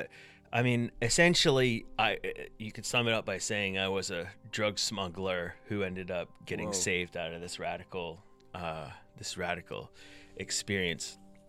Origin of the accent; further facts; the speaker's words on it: United States; accent: mishmash; also born or lived in Scotland / England; now in United Kingdom; I'm American. My accent, I've been told, is a bit of a mishmash at this point.